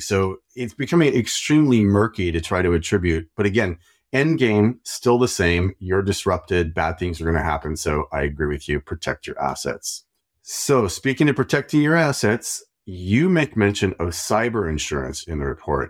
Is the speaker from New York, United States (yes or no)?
no; Idaho, United States; I am also from Idaho, and apparently Roya lived like two hours from me.